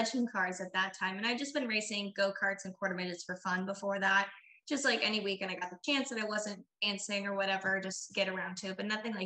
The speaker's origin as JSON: {"language": "English", "town": "Sanford", "region": "Florida", "country": "United States", "tie": "born or raised there", "said": "I am from Sanford, Florida, born and raised my entire life"}